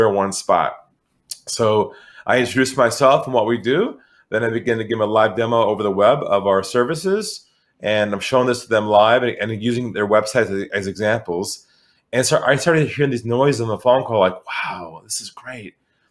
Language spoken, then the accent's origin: English; San Diego, California, United States; moved away as an adult; now in Sydney, Australia; So I'm originally from California, from San Diego